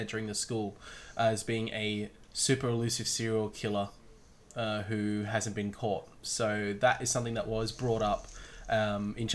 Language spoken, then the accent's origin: English; Australia; As three Australian boys having a podcast